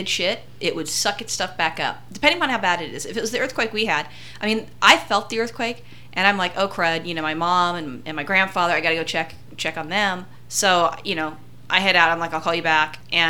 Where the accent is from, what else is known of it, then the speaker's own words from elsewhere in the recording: California, United States; I grew up in California